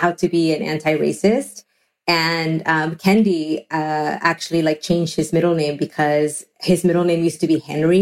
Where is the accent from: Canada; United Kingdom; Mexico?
Mexico; now in United States; When I was growing up in Mexico